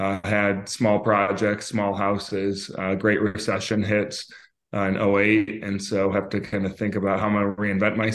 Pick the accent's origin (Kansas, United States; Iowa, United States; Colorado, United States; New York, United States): New York, United States; Syracuse; moved away as an adult; also born or lived in Fairfax, Virginia; now in Northern Virginia, United States; I was born in Inova, Fairfax. I grew up here until I was about six. I moved to upstate New York, just outside of Syracuse, for 16 years